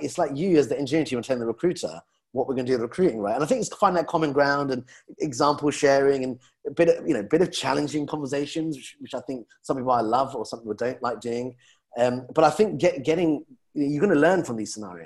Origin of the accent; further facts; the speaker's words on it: London, United Kingdom; being a Londoner